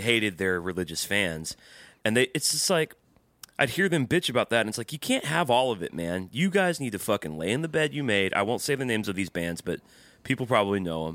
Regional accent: the South, United States; growing up in the South

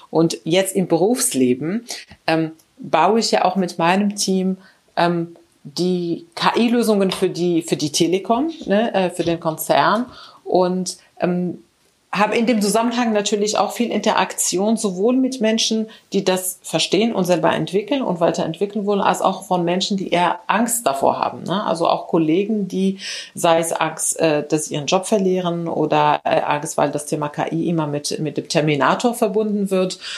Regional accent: Morocco; moved away as an adult; also born or lived in Spain; now in Germany; ich bin in Marokko aufgewachsen. Äh, dann war ich in Spanien zum Studieren. Ich habe dort meinen mein Bachelor gemacht in Elektrotechnik, wie gesagt. Dann kam ich nach Deutschland

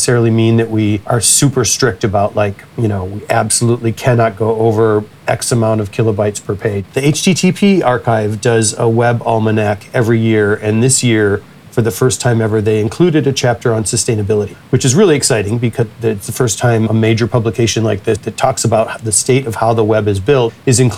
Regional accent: United States; as an American

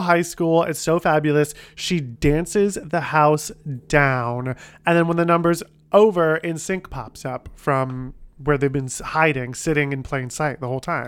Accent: Ohio, United States; my hometown in Ohio.

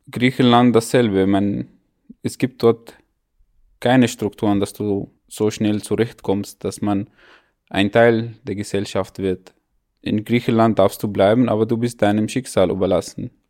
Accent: Syria; German is a second language; weil ich auch als Syrer nie mir vorgestellt habe, solche Situationen ausgesetzt zu werden.

